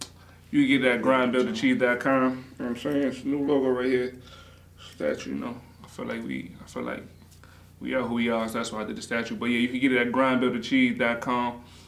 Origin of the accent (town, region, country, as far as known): Greenburgh, New York, United States; born or raised there